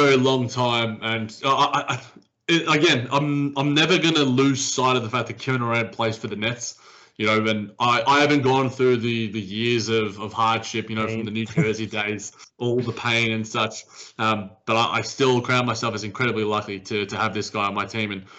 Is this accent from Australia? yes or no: yes; Australia; as an Australian